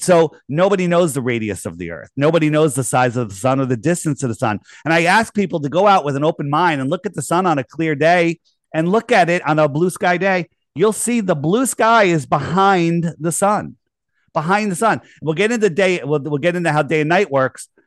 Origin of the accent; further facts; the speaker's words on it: East Coast, United States; I grew up on the East Coast